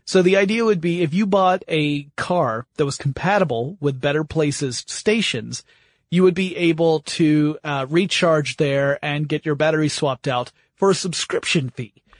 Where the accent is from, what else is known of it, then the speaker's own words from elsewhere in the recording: United States; being American